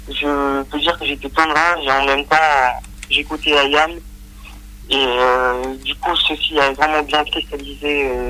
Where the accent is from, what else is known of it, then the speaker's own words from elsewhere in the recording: Bolivia; moved away; nous sommes beaucoup de Boliviens à l'étranger